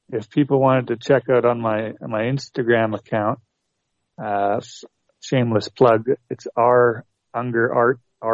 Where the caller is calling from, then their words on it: Canada; from Canada.